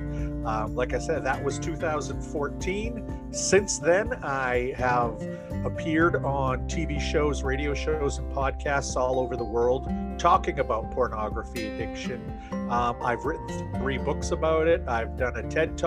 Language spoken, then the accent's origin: English; United States; also born or lived in Maine; I am from the United States of America. I live in a state called Maine